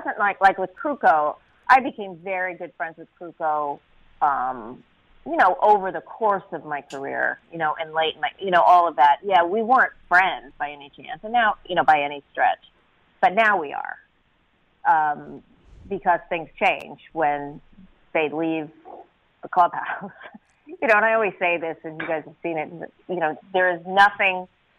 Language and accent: English; New York City, New York, United States; moved away as an adult; now in San Francisco Bay Area, United States; I'm from the Bronx